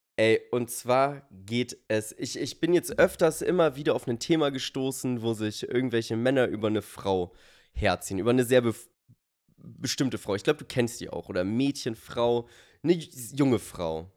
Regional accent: Germany; so sind wir Deutsche

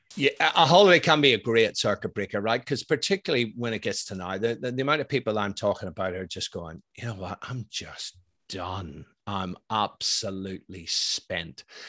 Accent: Ireland; I'm Irish, I'm ex-military

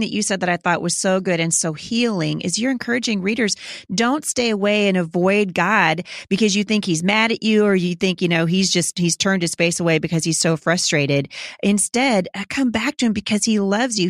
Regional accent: Vancouver, Washington, United States; Vancouver, Washington, my hometown

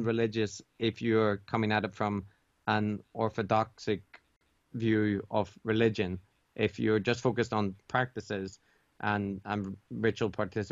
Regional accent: Ireland; moved away as an adult; now in Japan; I was raised Catholic in Ireland

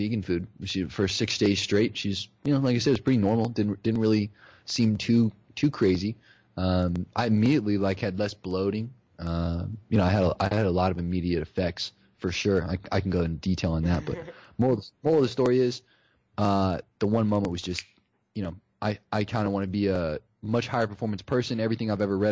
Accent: Ohio, United States; I grew up in Ohio

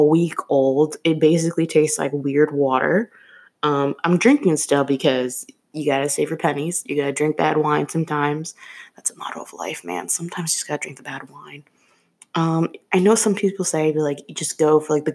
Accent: Chicago, Illinois, United States; moved away as an adult; now in Philadelphia, United States; I'm originally from Chicago, and I moved to Philly like 2 years ago. And I use this app in Chicago as well, even though that's where I was born and raised

